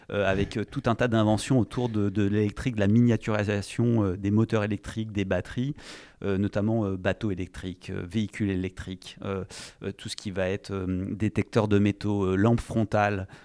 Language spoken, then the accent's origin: French; Cognac, Nouvelle-Aquitaine, France; moved away; also born or lived in Paris region; moi, je suis un Charentais d'origine.